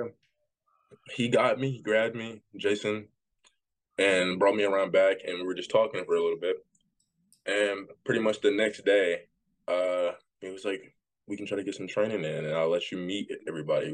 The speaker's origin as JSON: {"language": "English", "town": "Jackson", "region": "Tennessee", "country": "United States", "said": "I'm from Jackson, Tennessee"}